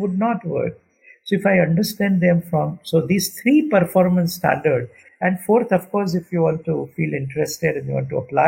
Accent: India; as an Indian, I don't think culturally we have changed so much

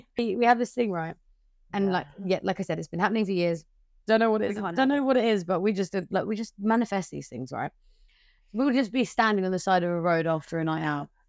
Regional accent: Brighton, South East England, United Kingdom; From Brighton. You shouldn't tell by the accent

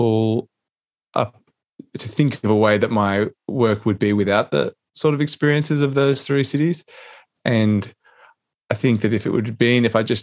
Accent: Canberra, Australian Capital Territory, Australia; I'm a Canberra boy. I grew up in Canberra.

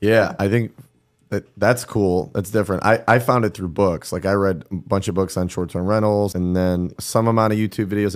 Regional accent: Cleveland, Ohio, United States; also born or lived in New York City; now in Miami, United States; from, Cleveland, lived in New York City, now live in Miami

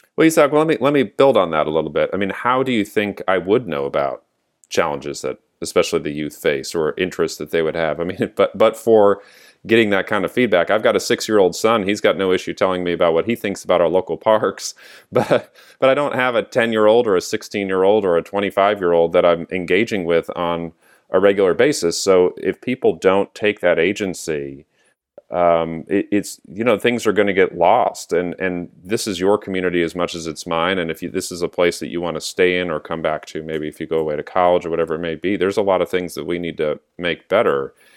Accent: San Diego, California, United States; now in Santa Cruz County, United States; I was growing up in San Diego

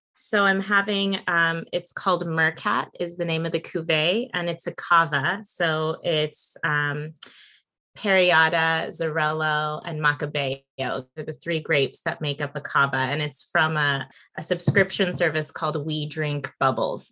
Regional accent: Santa Barbara, California, United States; also born or lived in Napa; born and raised in Santa Barbara

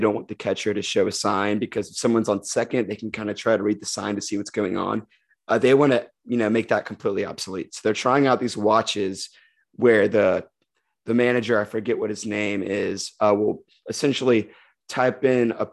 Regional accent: Birmingham, Alabama, United States; the Blazers, my hometown team

